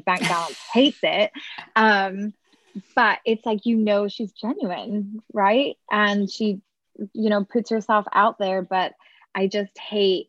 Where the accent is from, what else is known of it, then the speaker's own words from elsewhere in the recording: Scotland, United Kingdom; now in Texas, United States; I'm originally from Scotland, so the UK